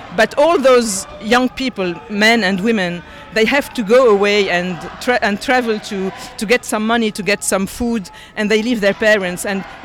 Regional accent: Lebanon; moved away as an adult; now in Kingersheim, France; I was born in Lebanon. I left when I was 25. It's my country. I just live a little while away from my parents, but this is my country, and I come very often

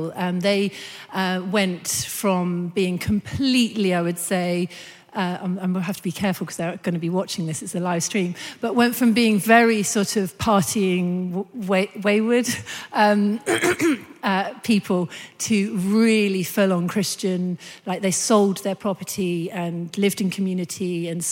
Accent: Brighton, South East England, United Kingdom; moved away; I'm a Brighton girl, so I'm leaving my hometown

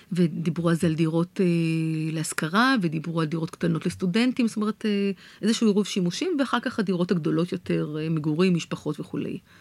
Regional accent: Tel Aviv, Tel Aviv District, Israel; בתור תל אביבית שאחת שהולכת ברגל ונוסעת על אופניים כל הזמן

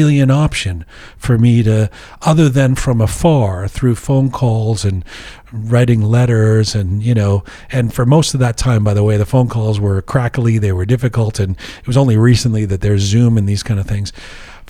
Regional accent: England, United Kingdom; now in Canada; Despite the fact that I'm a Canadian citizen, despite the fact that I was born in England, I'm a British Canadian citizen.

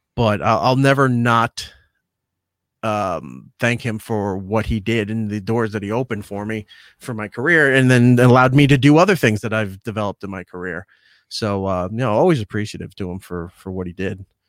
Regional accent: Long Island, New York, United States; growing up on Long Island

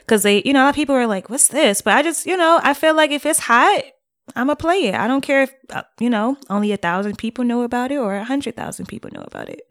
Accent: Detroit, Michigan, United States; moved away as an adult; I am born and raised in Detroit, Michigan

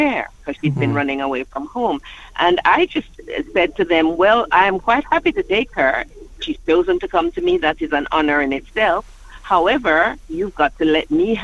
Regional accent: Jamaica; now in London, United Kingdom; living in London, and I'm from Jamaica.

